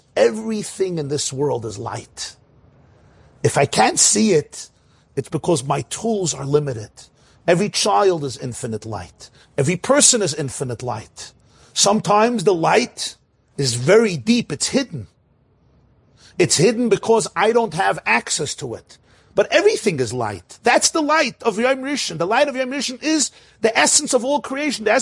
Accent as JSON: {"language": "English", "town": "New York City", "region": "New York", "country": "United States", "tie": "born or raised there", "said": "I grew up in Crown Heights."}